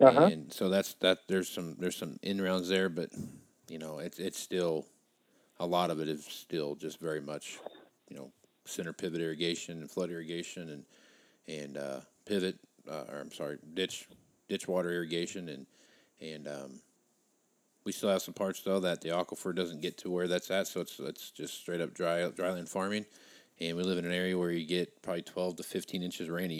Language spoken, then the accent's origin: English; South Central Kansas, United States; now in Scottsbluff, United States; I'm from South Central Kansas